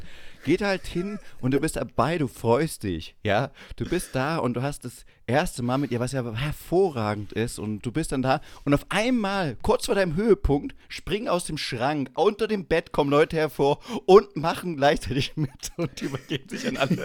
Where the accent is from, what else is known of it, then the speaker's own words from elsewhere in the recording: Saxony-Anhalt, Germany; moved away; Ossi, mir doch egal, ich komme aus Sachsen-Anhalt.